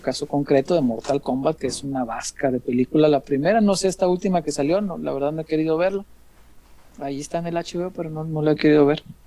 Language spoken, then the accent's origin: Spanish; Mexico; yo crecí en la colonia Morelos